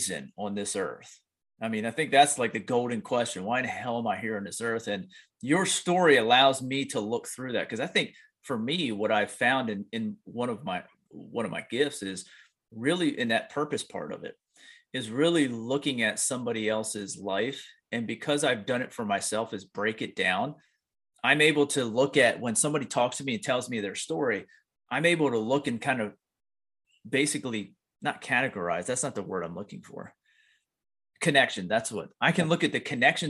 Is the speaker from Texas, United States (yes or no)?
no; Pennsylvania, United States; I grew up in Pennsylvania in the middle of the woods